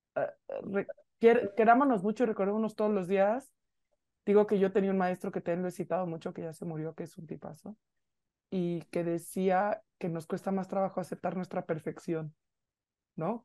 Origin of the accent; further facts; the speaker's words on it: Mexico City, Mexico; nosotros como buenas chilangas